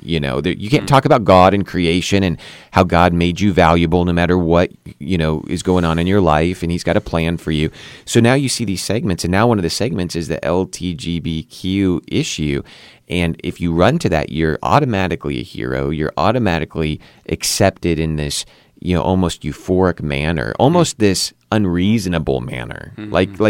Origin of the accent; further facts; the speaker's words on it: California, United States; now in West Virginia, United States; I didn't know much about the political landscape of West Virginia, but I came from Southern California.